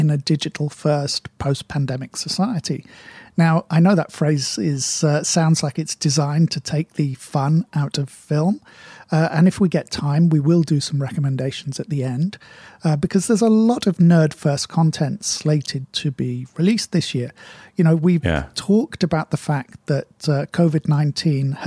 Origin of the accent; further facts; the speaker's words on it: United Kingdom; Being British and of a certain age